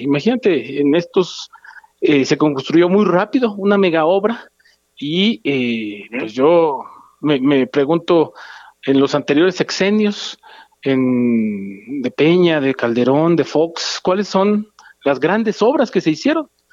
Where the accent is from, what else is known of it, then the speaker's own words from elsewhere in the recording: Guerrero, Mexico; yo soy de guerrero, viajo constantemente a Acapulco